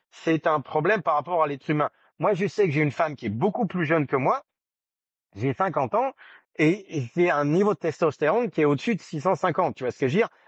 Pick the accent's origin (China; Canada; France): France; Je suis né en France, j'ai grandi en France.